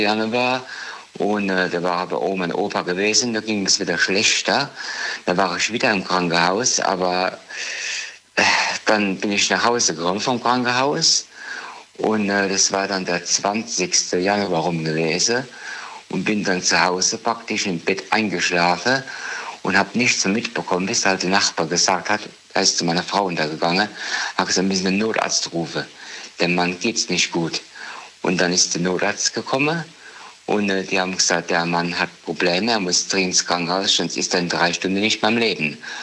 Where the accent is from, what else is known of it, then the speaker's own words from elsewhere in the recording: Dieburg, Hesse, Germany; Ich komme aus Dieburg.